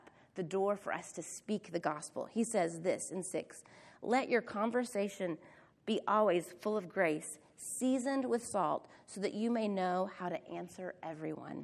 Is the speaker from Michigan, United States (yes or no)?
no; Oklahoma, United States; Angela and I grew up in Oklahoma